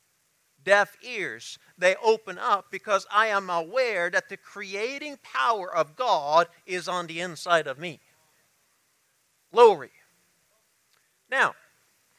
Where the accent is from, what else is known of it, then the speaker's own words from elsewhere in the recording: United States; also born or lived in Kenya; I'm still an American